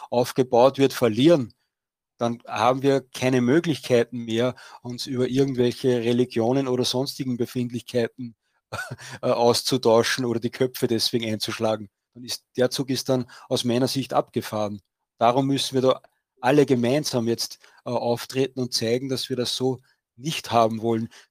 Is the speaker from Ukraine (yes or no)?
no; Austria; weil bei uns in Österreich wird die Schweiz immer als großes Vorbild dargestellt